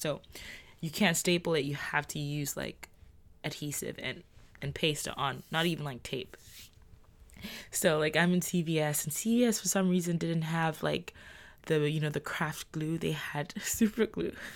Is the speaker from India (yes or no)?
no; Nigeria; I'm Nigerian with a Nigerian passport.